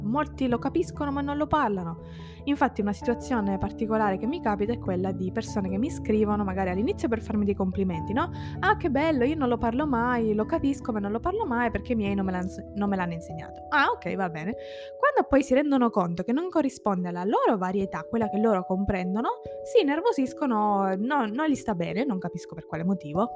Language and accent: Italian; eastern Sicily, Italy; first language Italian; moved away as an adult; now in Turin, Italy; Ma ho vissuto tutta la mia infanzia e adolescenza in Sicilia. Sono nata lì